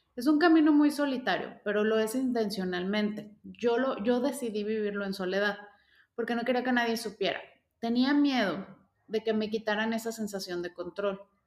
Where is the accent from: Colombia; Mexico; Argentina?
Mexico; León, Guanajuato; yo soy de León, Guanajuato